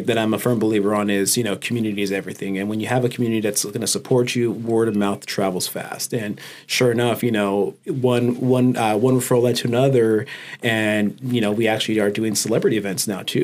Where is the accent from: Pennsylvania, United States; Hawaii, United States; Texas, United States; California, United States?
California, United States; Oxnard; I'm born and raised in Oxnard, California